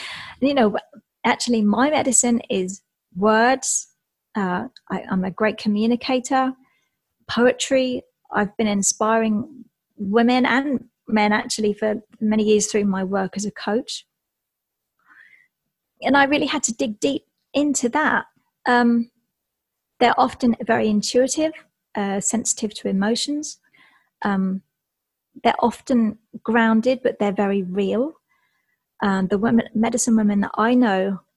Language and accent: English; Essex, East of England, United Kingdom; moved away; I'm from England, from Essex